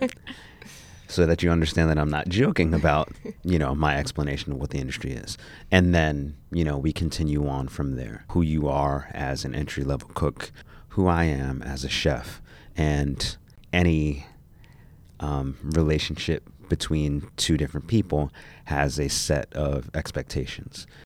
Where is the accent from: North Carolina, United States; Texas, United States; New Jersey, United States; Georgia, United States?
New Jersey, United States; I grew up in New Jersey.